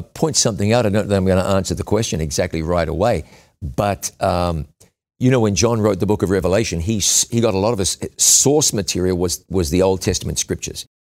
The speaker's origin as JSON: {"language": "English", "country": "New Zealand", "moved": "yes", "said": "in my, my home country of New Zealand"}